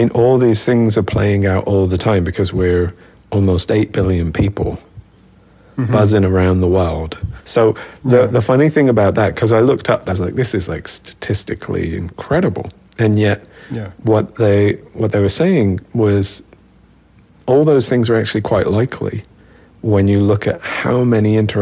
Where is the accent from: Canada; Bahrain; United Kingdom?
United Kingdom; Birmingham, West Midlands; where I grew up in Birmingham